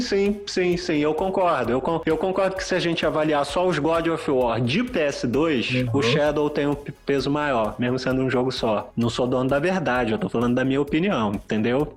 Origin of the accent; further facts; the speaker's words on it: Brazil; que sou brasileiro